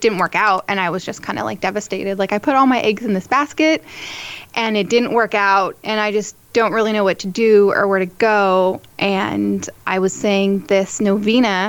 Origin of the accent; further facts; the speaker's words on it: San Diego, California, United States; I am from San Diego, California, born and raised, and I am a cradle Catholic